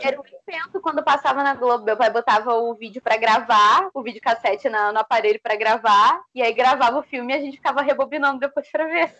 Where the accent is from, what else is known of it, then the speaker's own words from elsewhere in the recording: Rio de Janeiro, Brazil; tenho 20 anos, sou do Rio de Janeiro